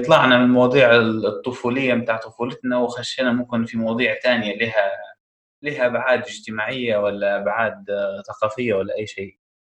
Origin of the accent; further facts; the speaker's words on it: Tripoli, Tripoli District, Libya; احنا كسكان طرابلس